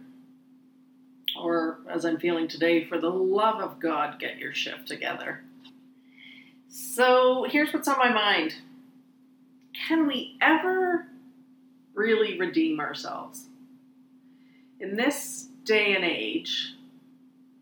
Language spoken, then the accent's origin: English; Canada; as a Canadian